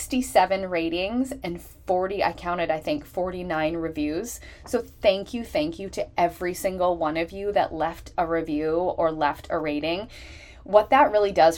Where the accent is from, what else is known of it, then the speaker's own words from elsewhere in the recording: Canada; Canada ranking number one, which is my home country.